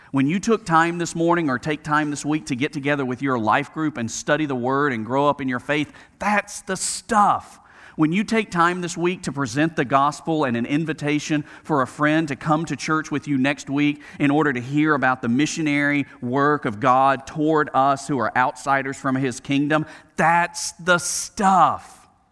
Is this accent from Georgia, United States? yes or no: no; Birmingham, Alabama, United States; growing up in Birmingham, Alabama